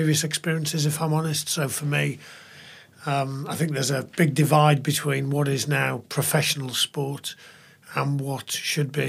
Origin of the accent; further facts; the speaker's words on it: Middlesbrough, North East England, United Kingdom; moved away; also born or lived in Cambridge / Bath; I'm from Middlesbrough, a long way from here